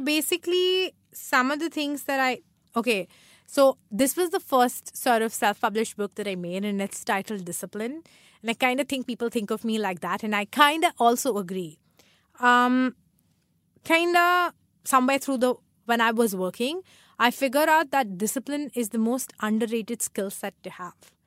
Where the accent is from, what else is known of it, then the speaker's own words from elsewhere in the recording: Mumbai, Maharashtra, India; also born or lived in Chennai; I've been raised here